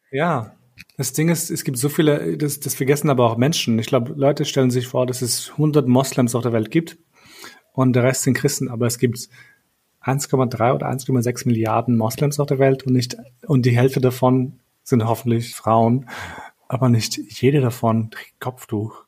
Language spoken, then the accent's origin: German; Kosovo; moved away; bei uns in Kosovo